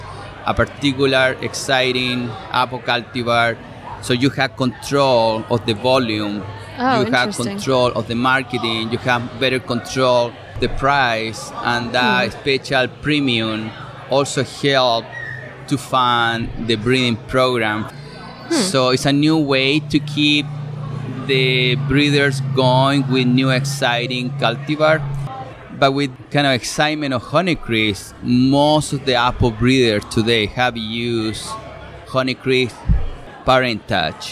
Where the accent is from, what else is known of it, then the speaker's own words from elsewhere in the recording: Chile; English is a second language; moved away as an adult; now in New York, United States; I am originally from Chile